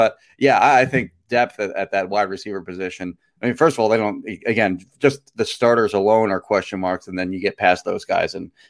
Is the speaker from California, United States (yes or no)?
no; Marlton, New Jersey, United States; born or raised there; moved away